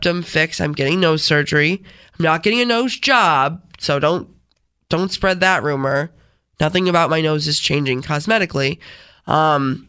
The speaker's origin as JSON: {"language": "English", "town": "Rochester", "region": "New York", "country": "United States", "accent": "Rochesterian", "said": "I'm from Rochester."}